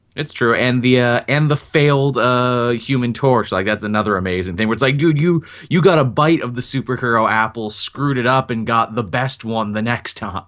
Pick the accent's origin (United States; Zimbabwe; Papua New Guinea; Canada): Canada; as a Canadian